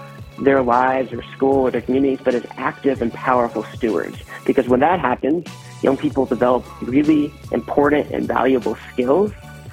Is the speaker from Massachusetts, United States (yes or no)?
yes; Bedford, Massachusetts, United States; moved away as an adult; also born or lived in Charleston, South Carolina; now in Tulsa, United States; I'm originally from Bedford, Massachusetts